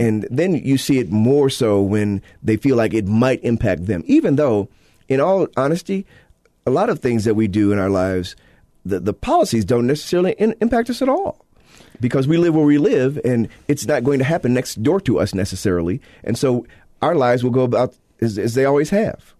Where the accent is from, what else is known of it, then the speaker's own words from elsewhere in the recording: Illinois, United States; now in Utah, United States; my state of Illinois, my home state, uh, my native state of Illinois